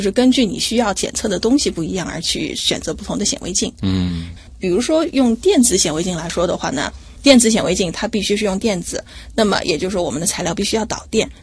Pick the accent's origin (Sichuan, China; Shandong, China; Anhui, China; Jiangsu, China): Anhui, China; Hefei; moved away as an adult; 我的老家是安徽省合肥市